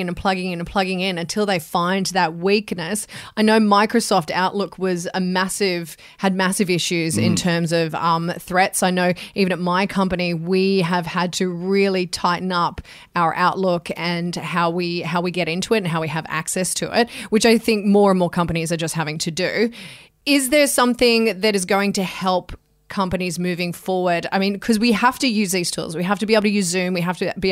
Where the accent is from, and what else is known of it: Australia